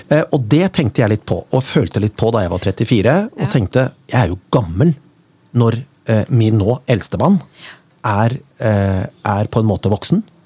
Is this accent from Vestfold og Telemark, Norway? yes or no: no; Kongsberg, Buskerud, Norway; jeg er jo fra Kongsberg